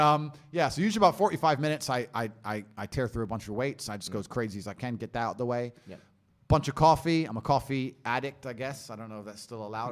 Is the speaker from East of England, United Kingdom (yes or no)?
yes; Luton, East of England, United Kingdom; I grew up in Luton, poor on a council estate